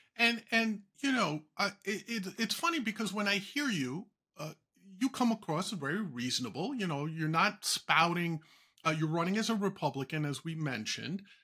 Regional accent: New York, United States; a native New Yorker

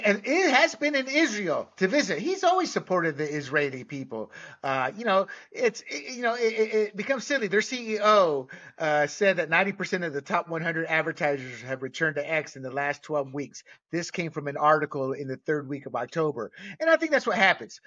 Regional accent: Panama; moved away; I was born and raised in Panama

